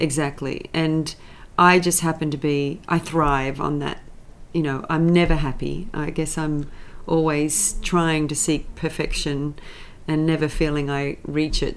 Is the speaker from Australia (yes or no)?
yes; Sydney, New South Wales, Australia; moved away as an adult; now in United States; I'm a Sydney girl. I grew up in the St George area